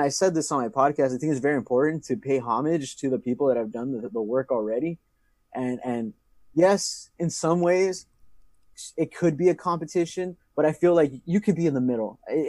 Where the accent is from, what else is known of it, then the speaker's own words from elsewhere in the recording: San Diego, California, United States; also born or lived in Imperial Valley; I'm an Imperial High School alumni. Shout out to the IHS. I did grow up some part of my life in San Diego.